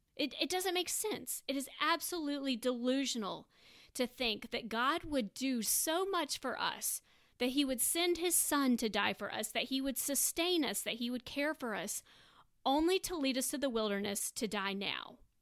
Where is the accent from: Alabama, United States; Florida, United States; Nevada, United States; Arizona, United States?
Florida, United States; Tampa; moved away as an adult; now in Birmingham, United States; I am currently in grad school at Samford University in Birmingham. I am originally from Tampa, Florida, and that's where most of my family resides.